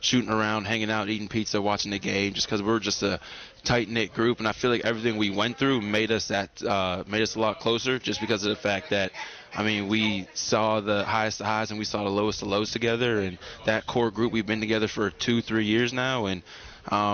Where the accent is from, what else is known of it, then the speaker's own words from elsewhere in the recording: Pittsburgh, Pennsylvania, United States; moved away as an adult; also born or lived in North Carolina; I'm from Pittsburgh, Pennsylvania